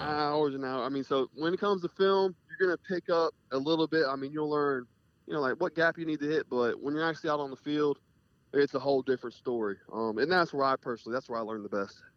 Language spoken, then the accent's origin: English; Jacksonville, Florida, United States; moved away as an adult; also born or lived in Colorado; now in Kentucky, United States; so I'm from North Florida in Jacksonville, and I just lived the last five years in South Florida. So been there my whole life